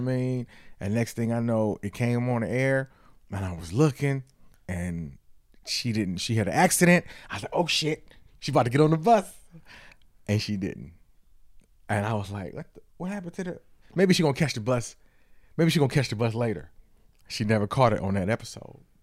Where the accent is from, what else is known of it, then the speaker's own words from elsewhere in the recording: Detroit, Michigan, United States; I'm from Detroit again